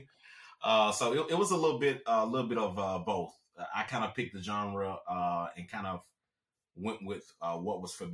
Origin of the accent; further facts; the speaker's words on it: Alabama, United States; also born or lived in Germany; I grew up in the South, specifically Alabama